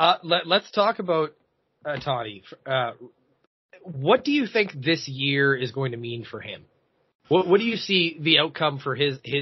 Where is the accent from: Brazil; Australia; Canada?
Canada; we are Canadian.